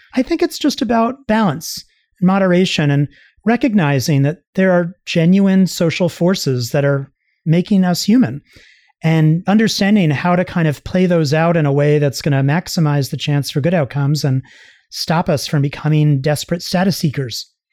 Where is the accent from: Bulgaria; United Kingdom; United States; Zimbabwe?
United States; Long Island, New York; I grew up on Long Island in New York